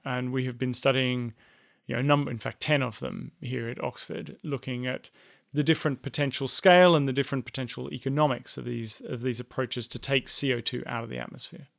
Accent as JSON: {"language": "English", "country": "Australia", "said": "an Australian, as I'm one of them."}